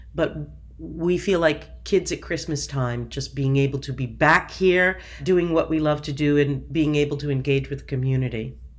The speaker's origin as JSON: {"language": "English", "town": "Seekonk", "region": "Massachusetts", "country": "United States", "tie": "born or raised there", "also_born_or_lived": "Providence, Rhode Island", "said": "I was born in Providence, Rhode Island, raised in Seekonk, Massachusetts"}